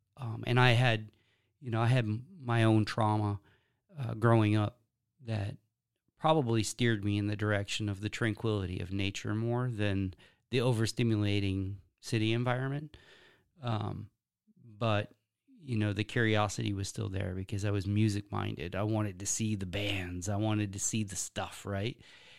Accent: Wisconsin, United States; born there; I was born in Wisconsin. Yeah. I was raised essentially homestead style.

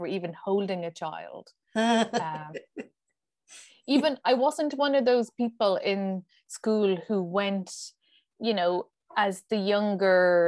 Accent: Kilkenny, Leinster, Ireland; now in Dublin, Ireland; I live in Dublin now, but I grew up down in Kilkenny

